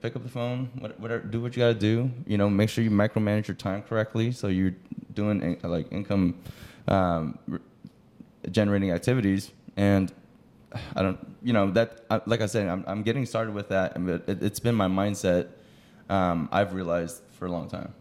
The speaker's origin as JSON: {"language": "English", "town": "Los Angeles", "region": "California", "country": "United States", "said": "I'm from Los Angeles, California"}